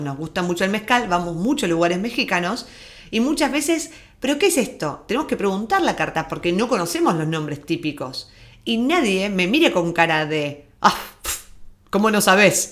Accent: Argentina; moved away; nuestro acento, de que venimos de Argentina

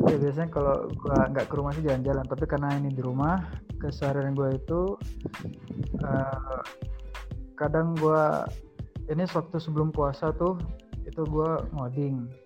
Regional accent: Sanggau, West Kalimantan, Indonesia; Ya, kalau di daerah kampung halaman gue ini uh, tidak ada kasus positif di sini.

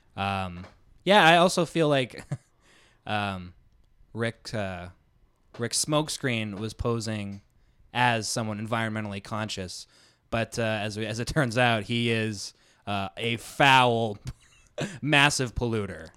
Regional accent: Manitoba, Canada; where I grew up in Manitoba

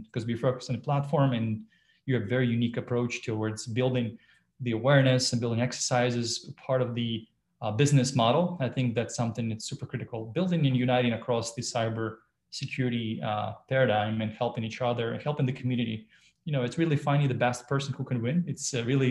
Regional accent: Belarus; now in United States; I was born in Belarus and live in the US and a US citizen

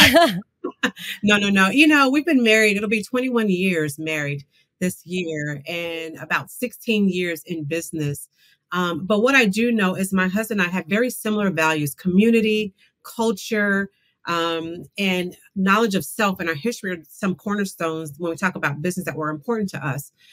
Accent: Tulsa, Oklahoma, United States; I was born, uh, raised in Tulsa, Oklahoma, right near Black Wall Street

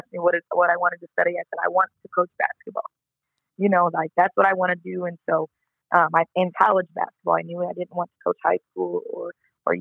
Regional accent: Collinsville, Illinois, United States; also born or lived in Edwardsville, Illinois; So I'm from Collinsville, Illinois, but to start high school, my parents moved us to the rival town of Edwardsville, Illinois, up the road.

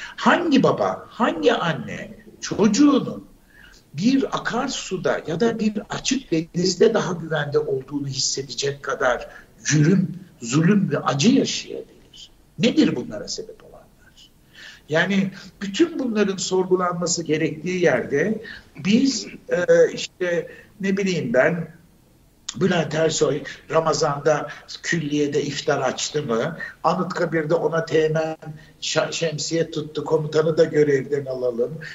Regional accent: Turkey; moved away as an adult; Biz ilkokulu okurken yedi bölgeydi bizim ülkemiz.

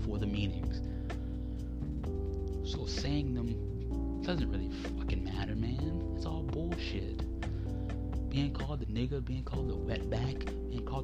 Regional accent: New Orleans, Louisiana, United States; I'm from New Orleans

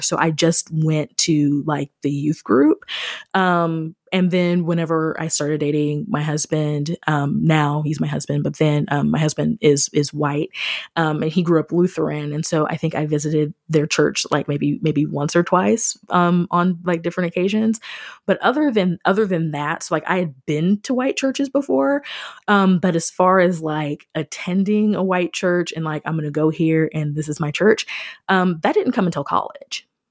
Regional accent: Missouri, United States; moved away as an adult; also born or lived in Springfield, Missouri / Fredericksburg, Virginia; I grew up outside of Kansas City

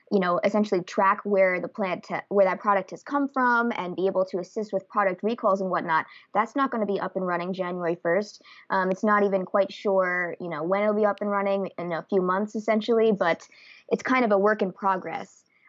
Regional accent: Santa Rosa, California, United States; And the past few years, it's been down here in Sonoma County in my hometown of Santa Rosa.

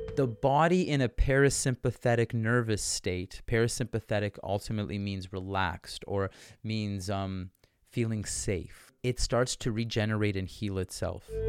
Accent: York Region, Ontario, Canada; moved away as an adult; also born or lived in Hong Kong / Vancouver / Saint Petersburg; I grew up in York Region, Ontario, which is like, it's like just the suburbs of Toronto

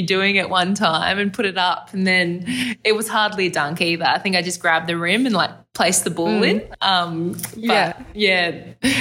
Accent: Gold Coast, Queensland, Australia; born or raised there

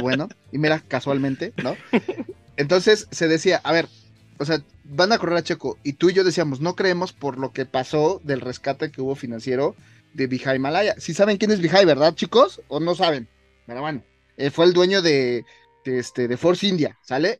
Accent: Mexico; nosotros como mexicanos

